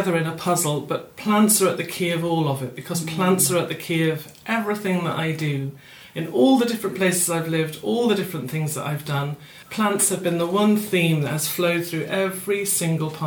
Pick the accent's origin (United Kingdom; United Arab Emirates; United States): United Kingdom; Fife, Scotland; where I grew up was in Fife in Scotland